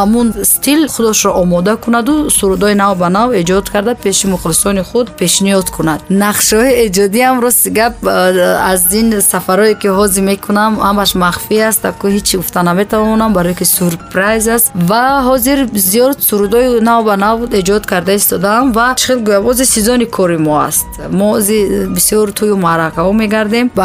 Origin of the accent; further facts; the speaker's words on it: Bokhtar, Khatlon, Tajikistan; ман дар шаҳри қурғонтепа таваллуд шудам ва ин ҳол ки номаш бохтар номиданд